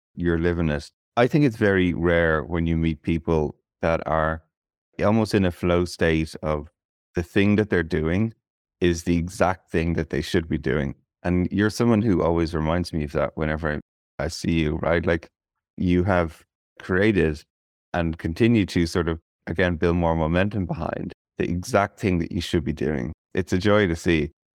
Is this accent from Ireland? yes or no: yes; Ireland; as an Irish person